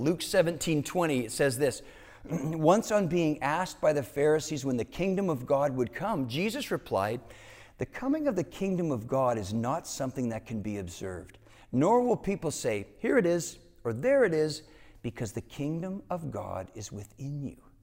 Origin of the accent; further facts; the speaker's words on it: Canada; moved away; growing up in Canada, Learning Canadian history meant that you would also learn American history